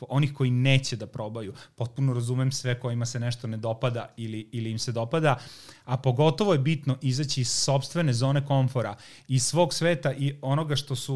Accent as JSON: {"language": "Croatian", "town": "Zrenjanin", "region": "Vojvodina", "country": "Serbia", "tie": "born or raised there", "said": "ja sam dete iz Banata"}